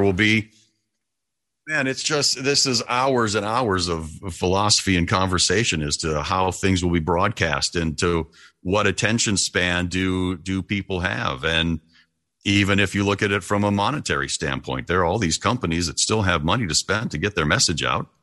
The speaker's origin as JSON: {"language": "English", "area": "outside of Detroit", "region": "Michigan", "country": "United States", "tie": "born or raised there", "also_born_or_lived": "Toledo, Ohio / Dayton, Ohio / Columbus, Ohio / Cincinnati, Ohio", "moved": "as an adult", "said": "here's a four mile radius from where I grew up outside of Detroit, Michigan"}